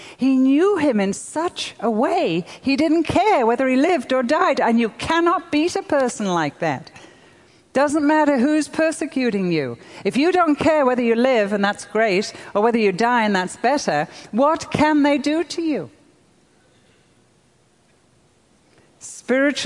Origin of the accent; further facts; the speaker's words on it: United Kingdom; I'm European. I'm British.